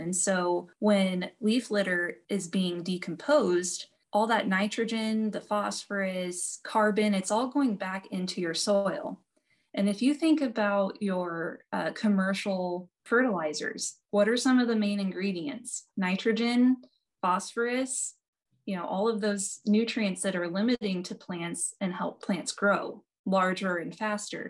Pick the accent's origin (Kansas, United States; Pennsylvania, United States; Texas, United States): Kansas, United States; Norton; So I grew up in Northwest Kansas around Norton, like in Norton, Decatur County.